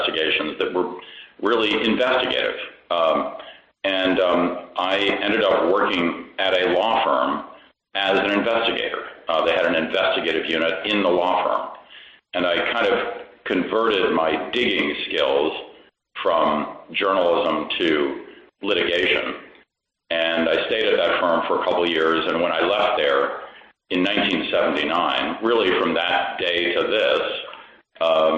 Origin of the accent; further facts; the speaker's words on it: Washington, District of Columbia, United States; I grew up in Washington, D.C., and went back there after college